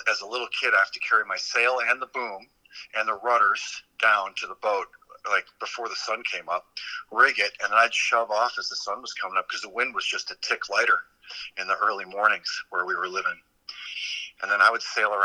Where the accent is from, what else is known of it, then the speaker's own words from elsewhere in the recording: San Juan, Puerto Rico; also born or lived in Midwest, United States / British Virgin Islands; now in Hawaii, United States; since I was 13 years old, growing up in San Juan, Puerto Rico